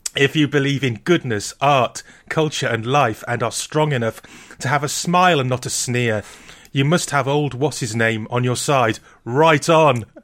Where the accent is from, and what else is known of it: Wales, United Kingdom